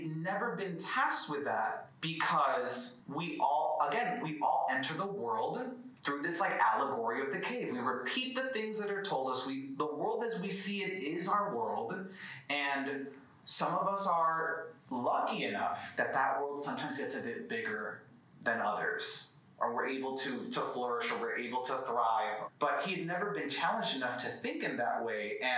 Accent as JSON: {"language": "English", "country": "United States", "tie": "born or raised there", "also_born_or_lived": "New York / Miami, Florida", "said": "I grew up partly in New York, partly in Miami"}